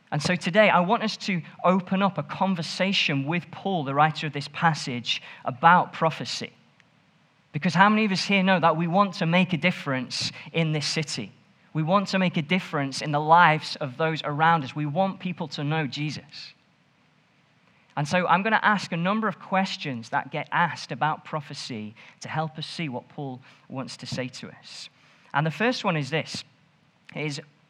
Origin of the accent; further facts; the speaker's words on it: Stoke-on-Trent, West Midlands, United Kingdom; now in Nottingham, United Kingdom; I'm from Stoke